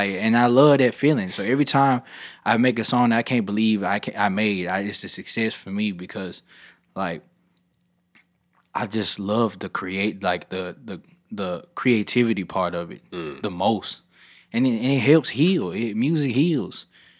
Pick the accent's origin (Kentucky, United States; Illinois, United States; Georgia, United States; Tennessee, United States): Tennessee, United States; Memphis; also born or lived in Atlanta; I'm from Memphis.